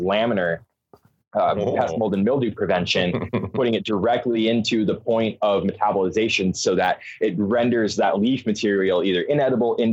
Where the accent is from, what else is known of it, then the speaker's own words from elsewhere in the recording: Arizona, United States; moved away as an adult; now in Oregon, United States; I'm originally from Arizona. I moved up to Oregon, sight unseen, about 5 years ago